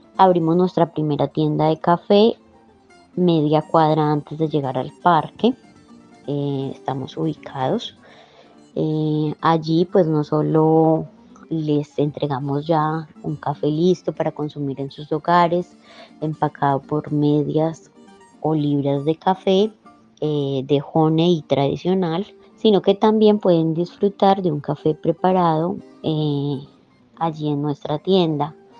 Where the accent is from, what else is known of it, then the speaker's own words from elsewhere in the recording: Ulloa, Valle del Cauca, Colombia; Somos un grupo mayormente conformado por mujeres, como ya lo dije, del municipio de Ulloa